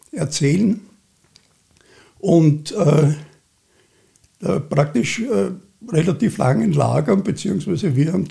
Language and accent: German; Vienna, Austria; born there; und ich bin 48 äh, in Wien geboren.